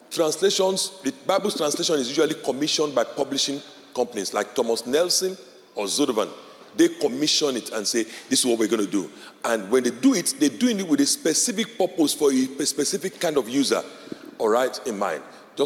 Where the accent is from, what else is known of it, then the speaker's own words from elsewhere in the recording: Nigeria; first language Yoruba; English is a second language; So I speak, my native language is Yoruba, and I speak English language.